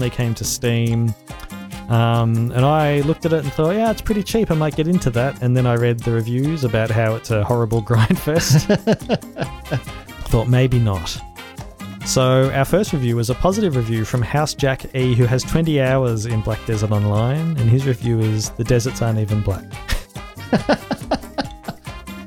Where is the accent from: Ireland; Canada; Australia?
Australia; as an Australian